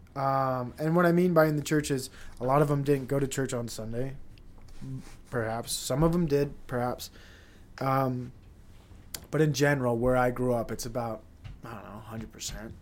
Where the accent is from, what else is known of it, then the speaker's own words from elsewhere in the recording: Provo, Utah, United States; I'm a Provo kid, and I am Mormon